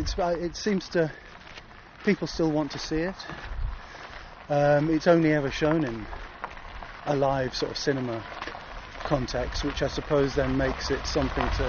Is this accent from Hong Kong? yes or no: no; Windermere, North West England, United Kingdom; now in Highgate, London, United Kingdom; I grew up in the Lake District, which is just one massive park